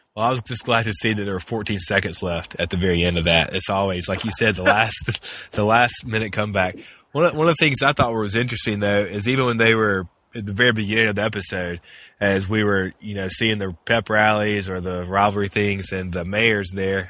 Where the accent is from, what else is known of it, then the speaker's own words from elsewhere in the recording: Mississippi, United States; growing up in Mississippi and going to football games in Mississippi